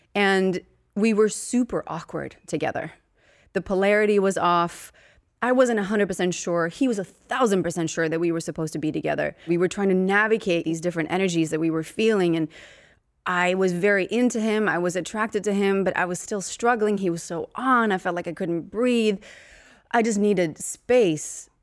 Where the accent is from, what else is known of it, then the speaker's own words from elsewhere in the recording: Uppsala, Uppsala County, Sweden; moved away as an adult; now in United States; I'm from Sweden